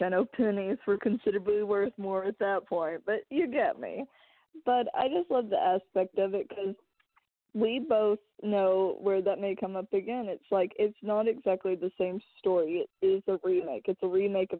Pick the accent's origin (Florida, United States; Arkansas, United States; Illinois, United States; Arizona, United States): Arkansas, United States; I'm from Arkansas